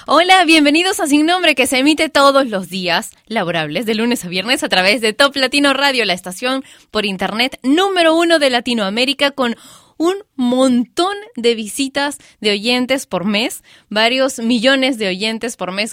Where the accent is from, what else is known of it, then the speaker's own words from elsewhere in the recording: Peru; en mi país, en Perú